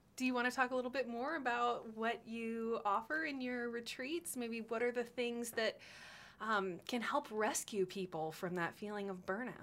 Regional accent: Austin, Texas, United States; I grew up in Austin

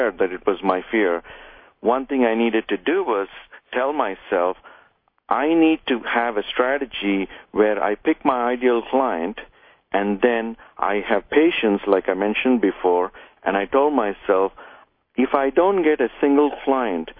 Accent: India; moved away; I came from India where we didn't have a whole lot

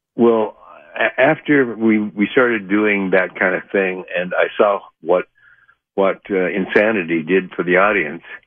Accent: Idaho, United States; moved away; also born or lived in Oregon; I was born in Oregon, but raised in Idaho.

